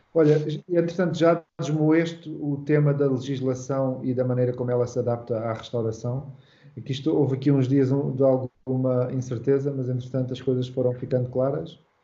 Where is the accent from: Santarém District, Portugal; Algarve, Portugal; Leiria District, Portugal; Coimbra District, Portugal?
Algarve, Portugal; moved away as an adult; also born or lived in Lisbon; eu sou do Algarve e eu quando fui para Lisboa com mais ou menos 20 anos